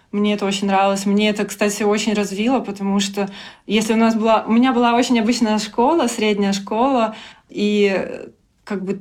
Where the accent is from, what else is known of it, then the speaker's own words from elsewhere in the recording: Belarus; moved away as an adult; also born or lived in Minsk; now in London, United Kingdom; А в целом я разработчик э, из Беларуси. Я жила в Минске последние годы и до того, как переехала в Лондон.